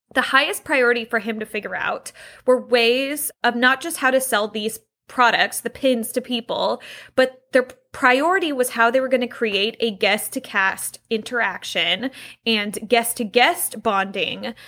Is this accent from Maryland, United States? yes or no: no; Anaheim, California, United States; I was growing up in Anaheim